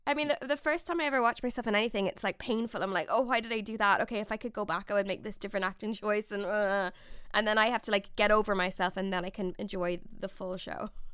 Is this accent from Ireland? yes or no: yes; Ireland; I'm from the Republic of Ireland